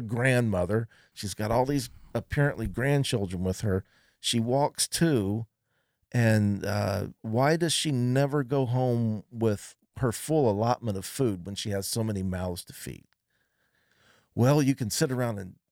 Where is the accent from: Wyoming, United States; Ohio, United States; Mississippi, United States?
Ohio, United States; Columbus; When I grew up here in Columbus in the summertime